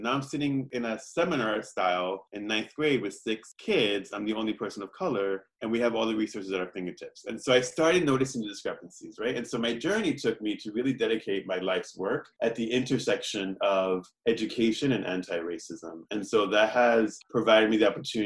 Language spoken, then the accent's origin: English; New York City, New York, United States; I grew up in Williamsburg, Brooklyn